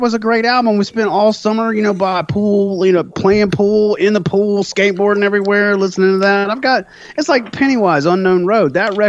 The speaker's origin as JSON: {"language": "English", "town": "Irmo", "region": "South Carolina", "country": "United States", "tie": "born or raised there", "said": "Columbia, Irmo. That's why I'm always blasting Irmo on stage, because I make fun of it."}